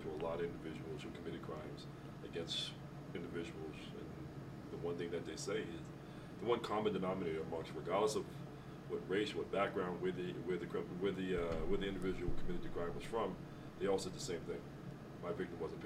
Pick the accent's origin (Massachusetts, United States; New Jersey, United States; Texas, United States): Massachusetts, United States; Boston; growing up in Boston in the city